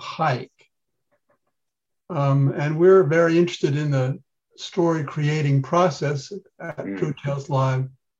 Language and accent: English; Long Island, New York, United States; I grew up on Long Island